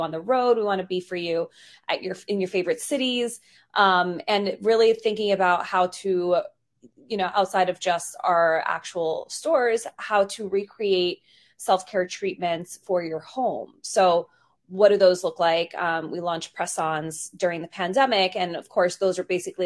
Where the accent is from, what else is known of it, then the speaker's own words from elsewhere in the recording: New York City, New York, United States; I grew up in New York in Queens